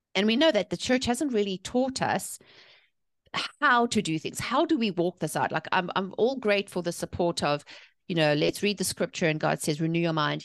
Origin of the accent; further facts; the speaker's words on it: South Africa; moved away as an adult; now in North Carolina, United States; I'm originally from South Africa. I was born and raised there, but I've been living here in, uh, the North Carolina since two thousand six